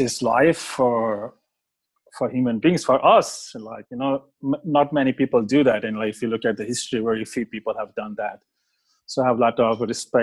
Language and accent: English; India; moved away as an adult; also born or lived in Australia; I grew up in India, but I was from middle-class family